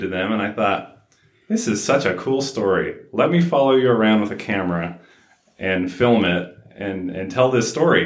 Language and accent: English; South Ogden, Utah, United States; I grew up here in Ogden, well, South Ogden